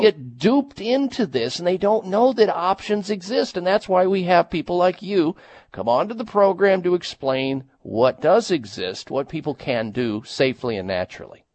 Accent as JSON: {"language": "English", "region": "Midwest", "country": "United States", "said": "I'm from the Midwest"}